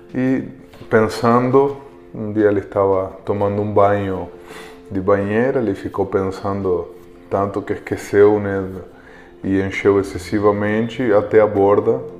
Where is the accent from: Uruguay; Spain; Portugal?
Uruguay; Montevideo; Portuguese is a second language; now in Brazil; eu sou uruguaio, como vocês sabem, é, e eh, no Uruguai eh, um país bastante pequeno, Montevideo, onde eu morava, é a capital